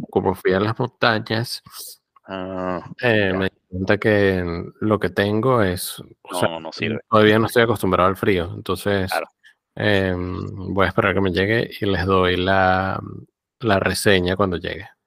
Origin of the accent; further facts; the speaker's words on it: Cuba; Mm, eh, como cubana, es un poco